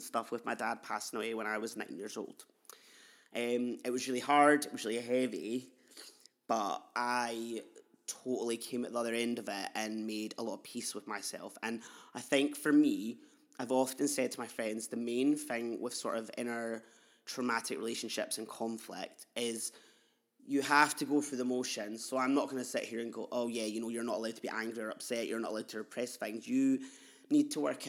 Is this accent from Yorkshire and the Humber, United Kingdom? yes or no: no; Edinburgh, Scotland, United Kingdom; I'm a non-binary queer artist from Edinburgh in Leith. I've grown up in Leith.